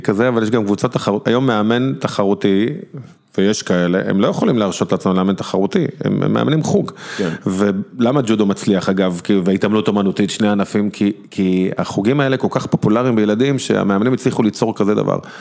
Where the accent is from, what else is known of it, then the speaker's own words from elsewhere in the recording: Bnei Brak, Tel Aviv District, Israel; אני זוכר בתור ילד בפרדס כץ